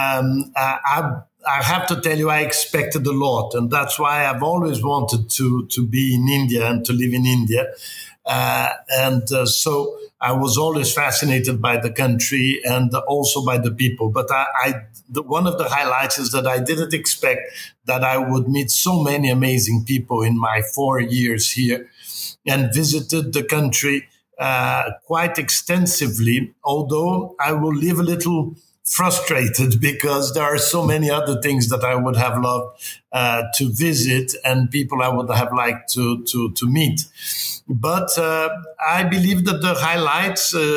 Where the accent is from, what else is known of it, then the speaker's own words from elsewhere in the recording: Rio de Janeiro, Brazil; I'm from Rio